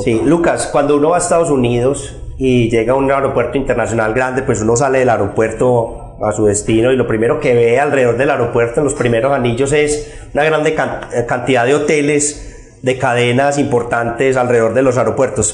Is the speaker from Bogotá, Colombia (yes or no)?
no; Rionegro, Antioquia, Colombia; yo soy de Río Negro, es eh, toda la vida de Río Negro